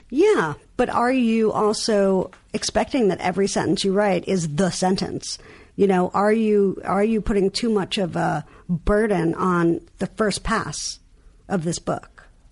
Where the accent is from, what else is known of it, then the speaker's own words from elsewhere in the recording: New York, United States; accent: New York; my New York accent